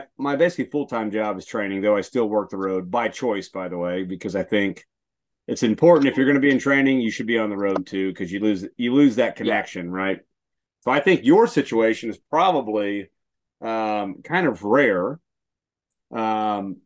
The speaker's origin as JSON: {"language": "English", "region": "Texas", "country": "United States", "moved": "yes", "said": "I'm from Texas"}